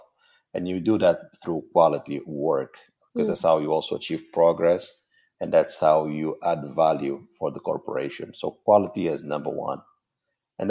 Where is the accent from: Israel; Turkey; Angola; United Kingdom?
Angola; Luanda, Luanda Province; I grew up in the 80s, so lived in a sort of a bubble in Luanda, the capital city